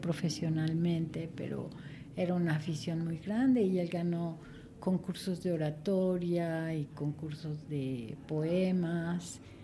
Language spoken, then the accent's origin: Spanish; Mexico City, Mexico; Yo nací aquí en la Ciudad de México.